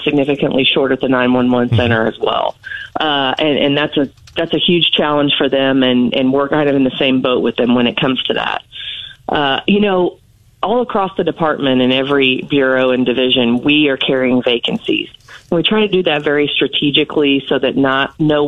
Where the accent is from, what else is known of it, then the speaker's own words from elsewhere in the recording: St. Joseph, Missouri, United States; moved away as an adult; now in Columbia, United States; I'm originally from St. Joseph, Missouri. I grew up there, and I moved to Columbia in 1995 to attend school.